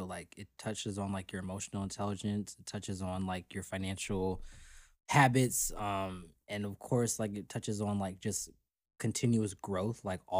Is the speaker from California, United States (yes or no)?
no; Florida, United States; I'm from Florida, so I've lived a little bit of everywhere. I've lived in a lot of cities in Florida because we moved around a lot for mm-hmm. My parents' work. But I consider myself a South Floridian